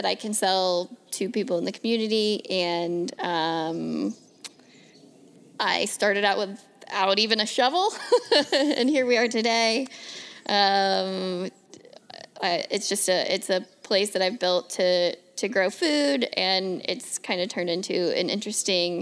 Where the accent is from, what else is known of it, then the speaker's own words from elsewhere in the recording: Northern Kentucky, United States; moved away as an adult; also born or lived in Seattle; I was born and raised in Northern Kentucky